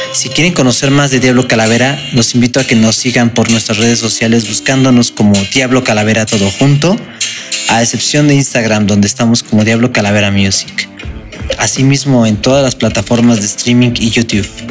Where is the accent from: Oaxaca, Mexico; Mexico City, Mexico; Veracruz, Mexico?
Mexico City, Mexico; somos oriundos de la Ciudad de México Tenochtitlán